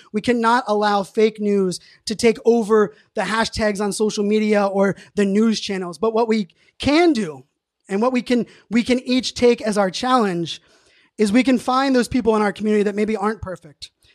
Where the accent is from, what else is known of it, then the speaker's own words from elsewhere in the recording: Pittsburgh, Pennsylvania, United States; born and raised in Pittsburgh